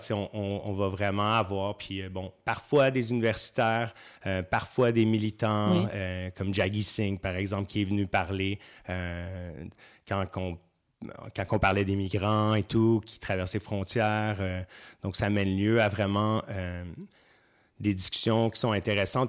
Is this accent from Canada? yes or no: yes; Saint-Hyacinthe, Quebec, Canada; moved away; je viens à la base, je viens de Saint-Hyacinthe, ça fait longtemps que je suis plus là-bas